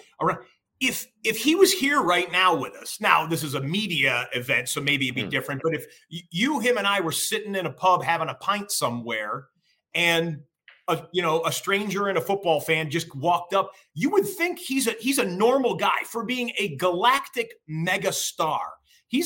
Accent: Detroit, Michigan, United States; I grew up in Detroit, Michigan, that area

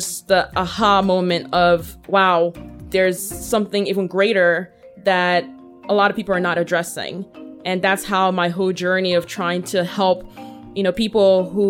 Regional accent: United States; also born or lived in Nigeria; I spent most of my childhood here in the United States.

